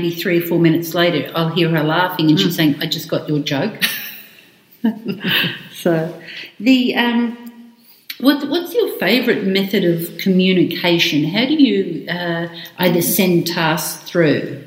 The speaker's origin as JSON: {"language": "English", "country": "Australia", "said": "I am Australian."}